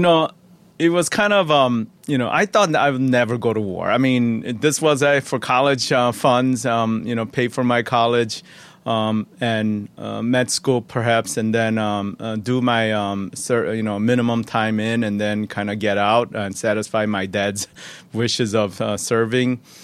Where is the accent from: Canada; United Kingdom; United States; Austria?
United States; Chicago, Illinois; also born or lived in Chuncheon, South Korea; we settled in, um, uh, Chicago, Illinois. Uh, and I, I grew up there